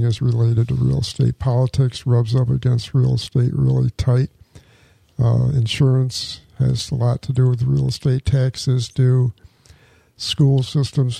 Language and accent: English; a small town outside Rochester, New York, United States; moved away as an adult; now in Palm Coast, United States; I grew up in Rochester, New York, or in a small town outside Rochester, New York